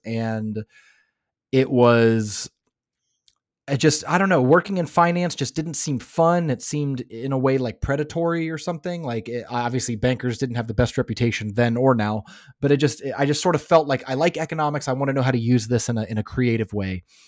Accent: Florida, United States; also born or lived in Los Angeles, California; now in Finland; I grew up in Florida

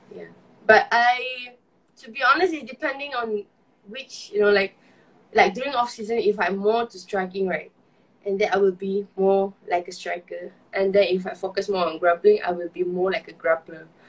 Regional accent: Malaysia; as a Malaysian

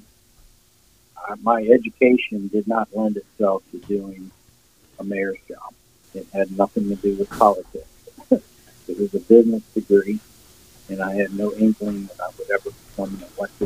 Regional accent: New Orleans, Louisiana, United States; moved away as an adult; also born or lived in Chicago / Atlanta; now in Woodstock, United States; I was born and raised in New Orleans, Louisiana. Lived there until I was about, 35 maybe

